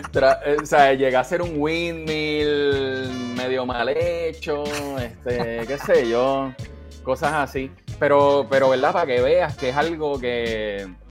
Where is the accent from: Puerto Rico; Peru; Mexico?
Puerto Rico; Bayamón; moved away; also born or lived in Santurce; Nací en Santurce, pero, pero sí, de Bayamón.